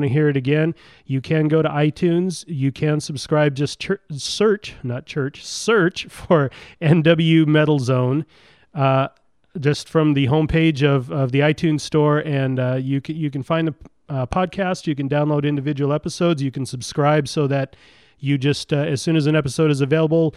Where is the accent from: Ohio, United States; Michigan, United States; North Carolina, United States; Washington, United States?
Washington, United States; Graham; These guys are from my hometown. They're from Graham, Washington